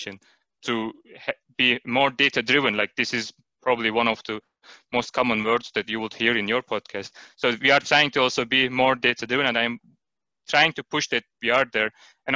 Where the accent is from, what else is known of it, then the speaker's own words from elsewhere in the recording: Turkey; moved away as an adult; now in Denmark; I am originally from Turkey, and I have been living in Denmark for 5 years now